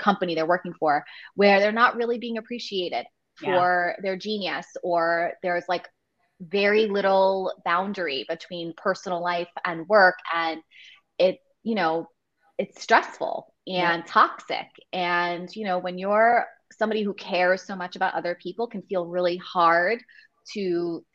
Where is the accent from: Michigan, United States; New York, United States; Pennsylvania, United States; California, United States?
New York, United States; now in New Jersey, United States; I grew up in New York